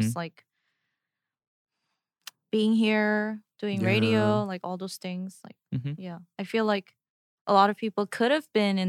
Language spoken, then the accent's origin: English; South Korea; I remember when I was growing up in Korea, the apartment that I lived in didn't have the 4 on the…